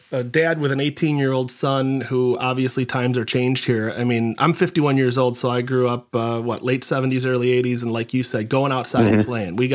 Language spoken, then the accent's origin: English; North Carolina, United States; I grew up in uh, North Carolina